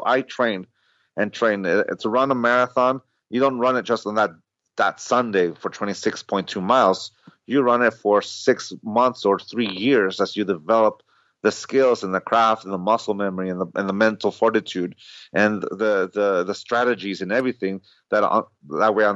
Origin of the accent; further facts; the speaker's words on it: San Diego, California, United States; I grew up in San Diego, so I grew up in 1984 when his rookie season, I was 9 years old